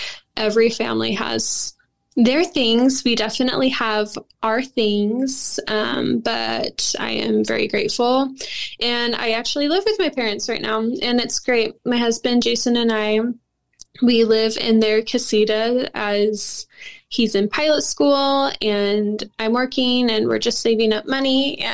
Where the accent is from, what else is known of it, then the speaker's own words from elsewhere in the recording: Salt Lake City, Utah, United States; now in Arizona, United States; I was born in Salt Lake in December 28th, 1998